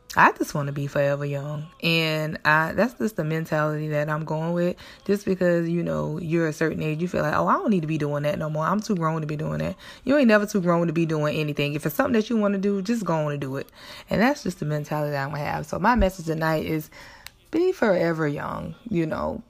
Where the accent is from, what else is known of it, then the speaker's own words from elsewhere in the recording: South Carolina, United States; where I grew up in South Carolina